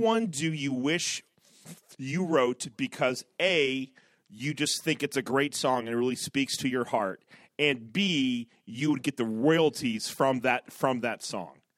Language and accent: English; Ohio, United States; I'm from Ohio